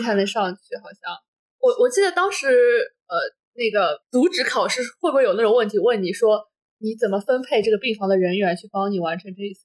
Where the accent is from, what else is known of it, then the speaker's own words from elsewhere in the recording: Jiangsu, China; 我们是，都是江苏人